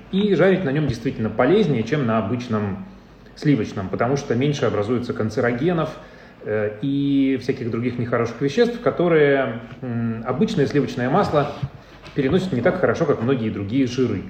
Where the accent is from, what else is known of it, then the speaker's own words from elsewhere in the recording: Urals, Russia; now in Moscow, Russia; я, я с Урала